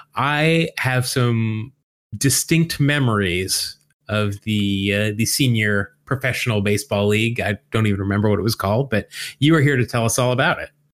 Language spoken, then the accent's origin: English; Salt Lake City, Utah, United States; growing up in Salt Lake City as a baseball-starved youth